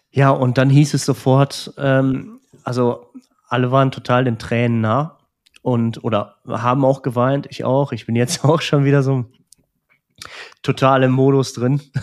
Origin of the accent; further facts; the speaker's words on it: Transylvania, Romania; Jetzt, heute sage ich, ich komme aus Transsilvanien.